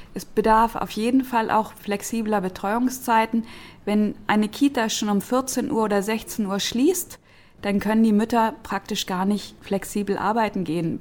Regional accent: Berlin, Germany; in Berlin-Kreuzberg, wo ich herkomme

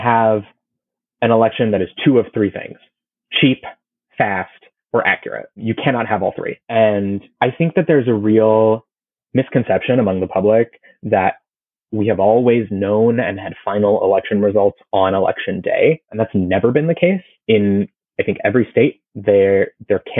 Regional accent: Florida, United States; my home state of Florida

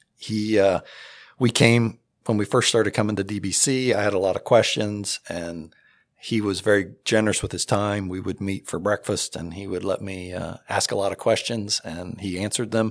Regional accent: Circleville, Ohio, United States; moved away as an adult; also born or lived in Washington Court House, Ohio; now in Delaware, United States; I was raised in Circleville, Ohio, and we went to the Episcopal church there.

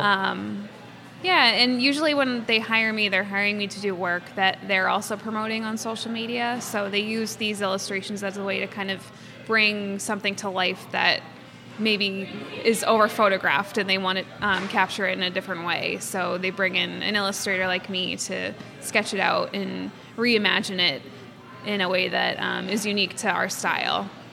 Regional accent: Quincy, Massachusetts, United States; I'm from Quincy. I'm born and raised here

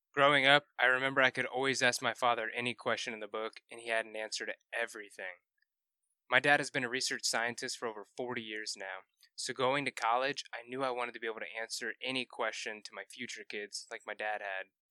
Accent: Carmel, Indiana, United States; I grew up in Carmel, Indiana, which is just north of Indianapolis

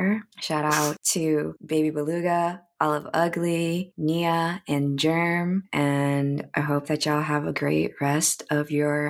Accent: United States; in America, I don't feel like I belong anywhere. And then being there, I also feel like I don't even belong there because I'm too American.

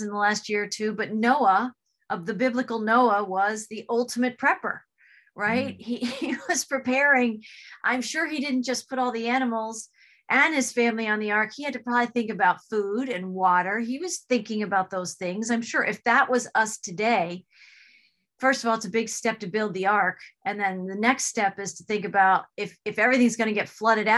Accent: New Jersey, United States; moved away; I'm also from New Jersey

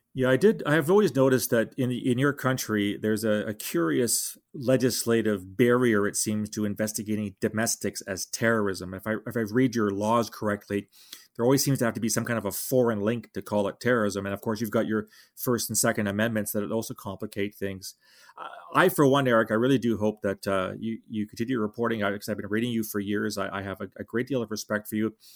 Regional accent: Canada; speaking as a Canadian

